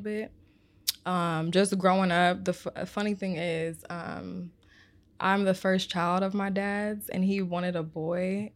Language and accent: English; Omaha, Nebraska, United States; I am from Omaha, Nebraska.